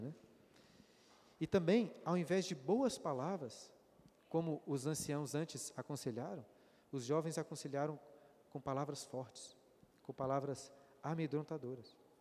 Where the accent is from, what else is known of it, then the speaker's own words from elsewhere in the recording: Brazil; nós brasileiros